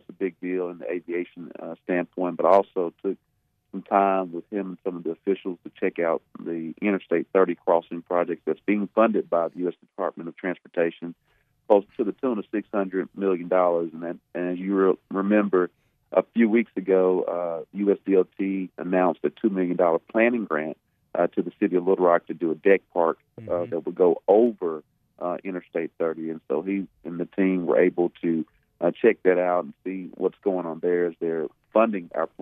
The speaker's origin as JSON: {"language": "English", "region": "Arkansas", "country": "United States", "said": "my home state"}